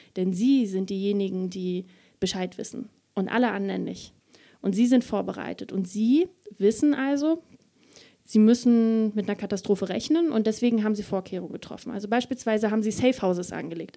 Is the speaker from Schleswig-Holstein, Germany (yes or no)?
no; Mecklenburg-Vorpommern, Germany; Mecklenburg-Vorpommern, das ist meine Heimat, da komme ich her